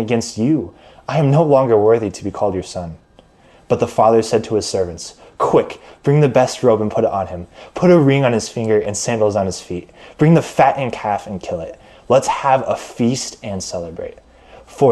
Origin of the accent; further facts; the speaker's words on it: Omaha, Nebraska, United States; I was born and raised in Omaha and live in Omaha currently